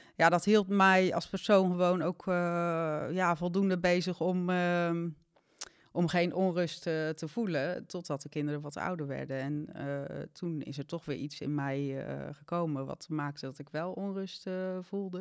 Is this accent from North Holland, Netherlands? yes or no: no; Zeeland, Netherlands; moved away as an adult; also born or lived in Amsterdam; ik kwam uit Zeeland, had ik ook mijn vriendinnen en mijn werk